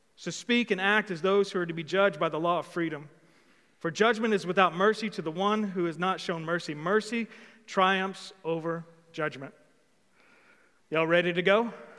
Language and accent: English; Old Hickory, Tennessee, United States; I'm from Old Hickory